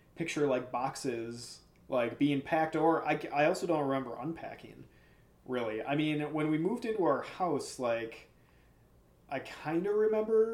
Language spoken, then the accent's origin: English; Pewaukee, Wisconsin, United States; also born or lived in Cudahy, Wisconsin; I don't remember packing up at all when we moved from Cudahy to Pewaukee